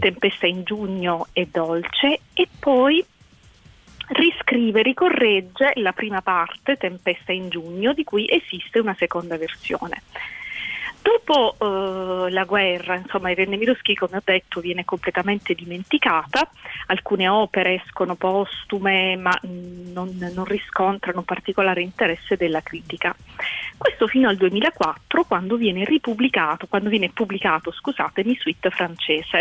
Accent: Apulia, Italy; io in quanto pugliese sono anche orgogliosa

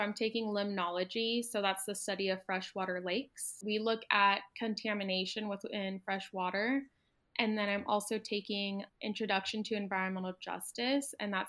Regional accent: Phoenix, Arizona, United States; moved away as an adult; now in Tucson, United States; going back to my hometown of Phoenix.

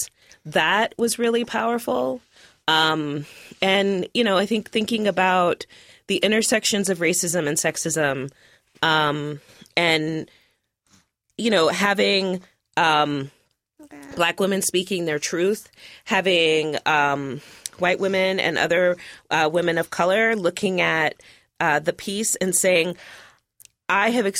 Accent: Roanoke, Virginia, United States; now in Portland, United States; I was born in Roanoke, Virginia.

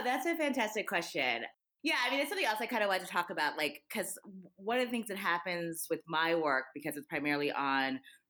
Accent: United States; as an American, and particularly as a Black American.

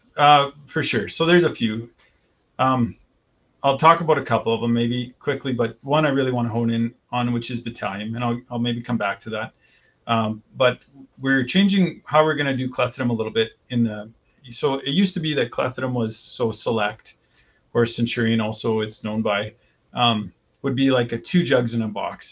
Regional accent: Vegreville, Alberta, Canada; moved away as an adult; now in Saskatchewan, Canada; born and raised in Vegreville

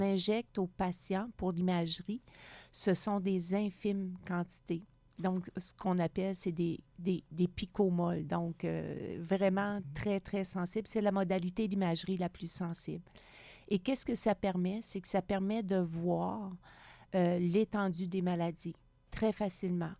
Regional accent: Gaspésie, Quebec, Canada; moved away as an adult; also born or lived in Montreal; now in Sherbrooke, Canada; Je viens de la Gaspésie, loin

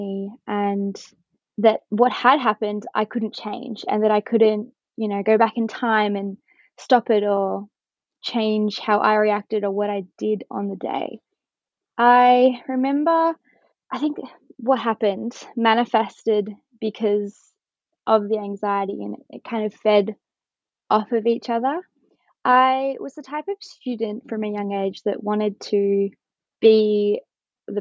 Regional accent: Kinglake, Victoria, Australia; I am from Kinglake and I'm currently studying a Bachelor of Science at the University of Melbourne

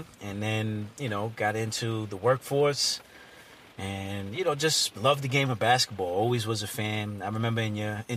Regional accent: Hempstead, New York, United States; also born or lived in Uniondale; We grew up in Hempstead and, you know, Uniondale School.

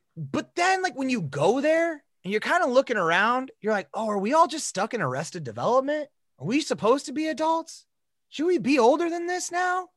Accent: South Dakota, United States; we grew up in, we grew up in South Dakota

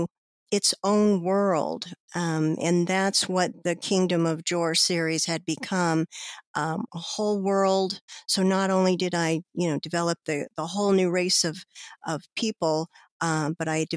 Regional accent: Colorado, United States; I am a Colorado native.

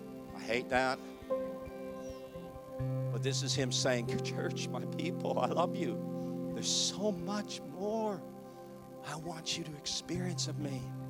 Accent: Canada; I'm from Canada. It gets cold there.

